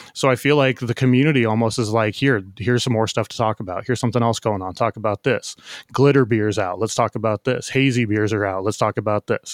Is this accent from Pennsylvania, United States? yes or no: no; San Diego, California, United States; I'm from San Diego, love the city